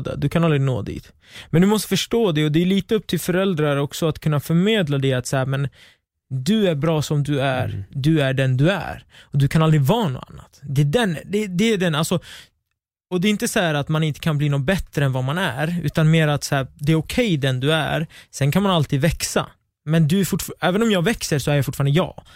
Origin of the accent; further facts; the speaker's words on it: Västerås, Västmanland, Sweden; jag kommer från Västerås. Mitt sammanhang är i Västerås.